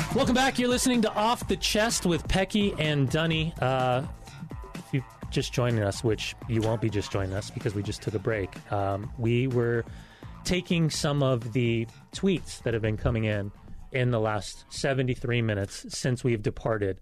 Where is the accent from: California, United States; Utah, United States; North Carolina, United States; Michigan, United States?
California, United States; Southern; moved away; also born or lived in Salt Lake City; growing up in Southern California, my grandparents were convert Mormon.